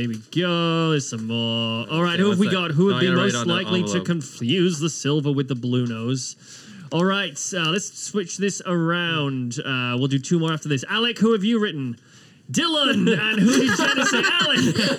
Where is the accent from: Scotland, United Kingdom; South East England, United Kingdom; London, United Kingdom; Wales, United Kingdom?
Wales, United Kingdom; I am a Welshman.